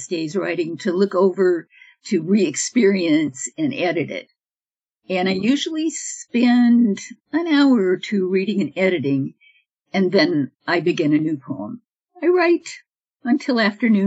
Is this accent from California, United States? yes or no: yes; Upland, California, United States; also born or lived in Los Angeles; I was born in Upland, California. That's about an hour east of Los Angeles.